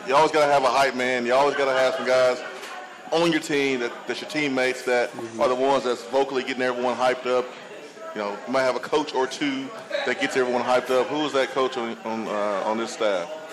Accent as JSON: {"language": "English", "town": "Huntsville", "region": "Alabama", "country": "United States", "tie": "born or raised there", "said": "I'm from Huntsville, Alabama"}